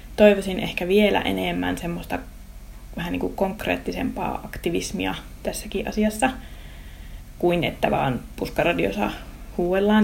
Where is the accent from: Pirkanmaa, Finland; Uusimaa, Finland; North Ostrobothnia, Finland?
North Ostrobothnia, Finland; Raahe; Raahe on mun kotikaupunki, mä oon täältä kotoosi ja mä ylipiästi raahelainen